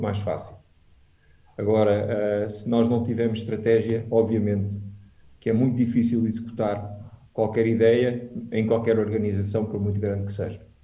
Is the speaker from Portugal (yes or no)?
yes; Alentejo, Portugal; also born or lived in France / United States / Switzerland; now in Lisbon, Portugal; cresci no Alentejo, depois vim viver para Lisboa